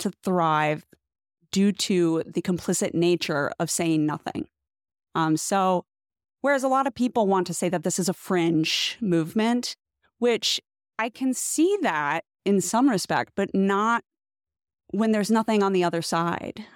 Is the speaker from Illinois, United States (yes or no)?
no; Oklahoma, United States; born or raised there